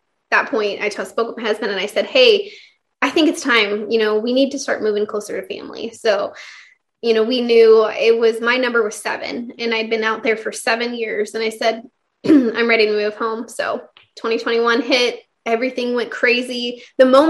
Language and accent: English; Kansas, United States; moved away as an adult; also born or lived in California; now in Texas, United States; I'm actually from the Midwest